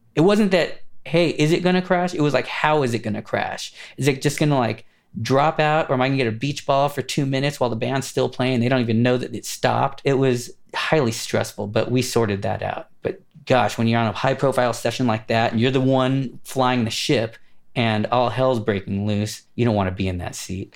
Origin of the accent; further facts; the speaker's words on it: Los Angeles, California, United States; I grew up in Los Angeles, California, kind of studio city and then Burbank